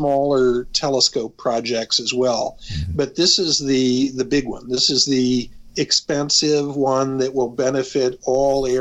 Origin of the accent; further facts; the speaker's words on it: Oxford, Ohio, United States; I grew up in Oxford.